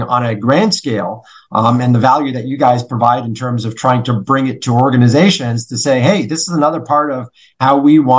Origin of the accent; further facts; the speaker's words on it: Canada; growing up in Canada